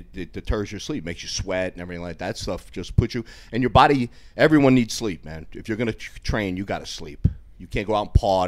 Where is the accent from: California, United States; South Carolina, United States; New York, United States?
New York, United States; Yonkers; also born or lived in Bronx, New York / Westchester, New York; I grew up in Yonkers in the Bronx